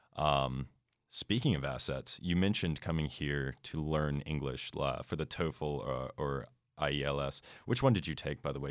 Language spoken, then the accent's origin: English; United States; United States